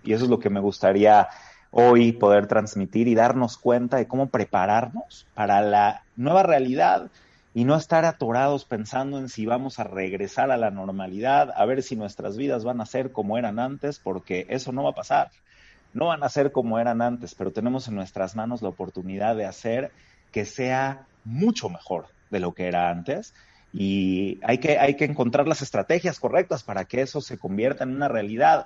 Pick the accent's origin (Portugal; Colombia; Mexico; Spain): Mexico; Como judío habiendo nacido en México, en este bendito país, con todas las oportunidades que hemos tenido acá